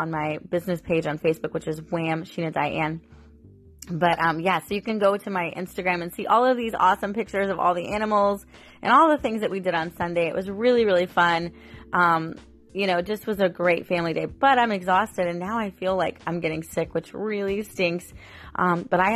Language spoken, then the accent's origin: English; St. Petersburg, Florida, United States; I was born in St. Petersburg. And so Lari Park Zoo and Busch Gardens were like staples for me when I was growing up.